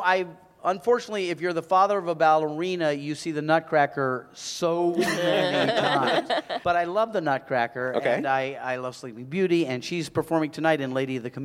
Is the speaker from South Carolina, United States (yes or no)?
yes; South Carolina, United States; I'm from South Carolina. I'm Southern, and I like to do DIY stuff.